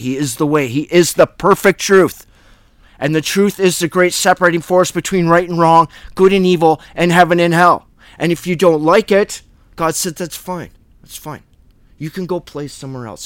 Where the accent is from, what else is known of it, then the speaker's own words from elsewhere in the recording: Canada; I was born in Canada by the Great Lakes